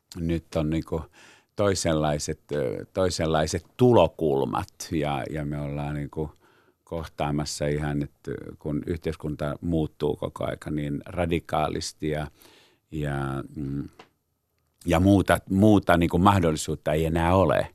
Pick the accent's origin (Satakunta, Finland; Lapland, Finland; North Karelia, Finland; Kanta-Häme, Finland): Satakunta, Finland; Pori; moved away; niin mä olen Porista kotoisin